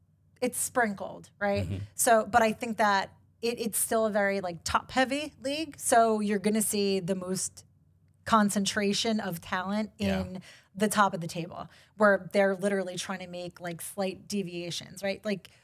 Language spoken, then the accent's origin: English; New York, United States; I'm from New York.